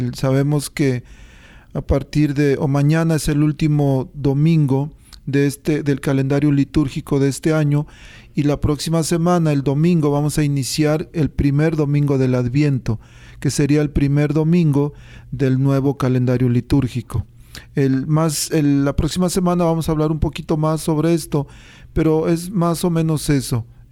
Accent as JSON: {"language": "Spanish", "country": "Mexico", "tie": "born or raised there"}